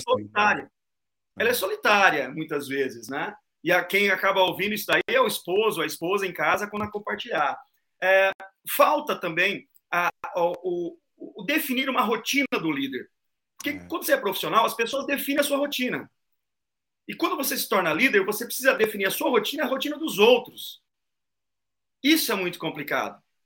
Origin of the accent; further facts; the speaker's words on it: Londrina, Paraná, Brazil; eu sou de Londrina, Paraná